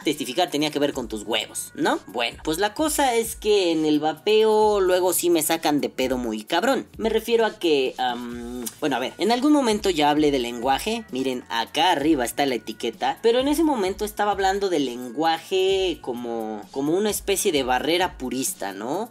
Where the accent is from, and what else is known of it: Mexico